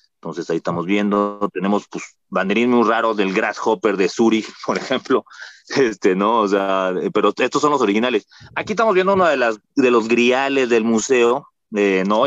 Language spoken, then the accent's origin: Spanish; Mexico City, Mexico; nací aquí en el Hospital de México, aquí justamente en, en Viaducto